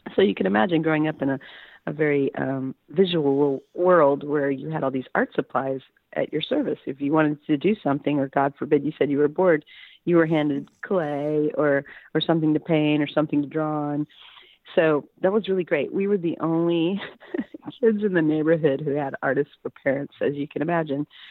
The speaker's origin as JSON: {"language": "English", "town": "Houston", "region": "Texas", "country": "United States", "tie": "born or raised there", "said": "I grew up in Houston in a suburb called Sharpstown"}